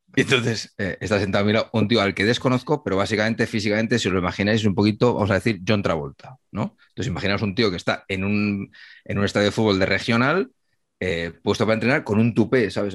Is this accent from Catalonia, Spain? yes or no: no; Humanes de Madrid, Community of Madrid, Spain; mi pueblo